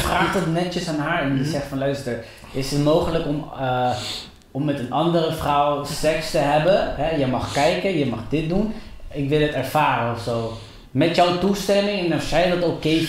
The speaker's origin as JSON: {"language": "Dutch", "country": "Colombia", "moved": "yes", "said": "ik was toen in Colombia, ik kom uit Colombia."}